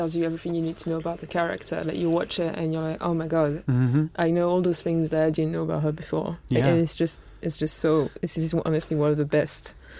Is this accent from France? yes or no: yes; France; my parents are not all like into film, and they weren't even born in France, so like, we're just kind of living there. And because I'm not from the UK